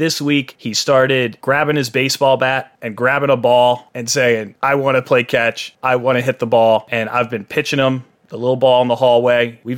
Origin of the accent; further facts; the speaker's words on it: Lehigh Valley, Pennsylvania, United States; moved away; I grew up in Pennsylvania, in Lehigh Valley, maybe about an hour north of Philly.